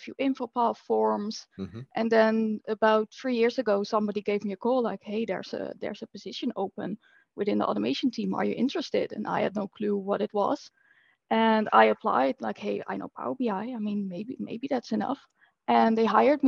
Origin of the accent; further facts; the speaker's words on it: Netherlands; I'm from the Netherlands